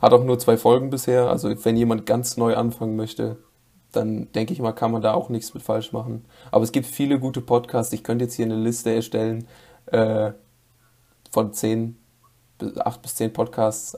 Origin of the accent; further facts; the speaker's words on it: North Rhine-Westphalia, Germany; Ich komme, wie schon erwähnt, aus NRW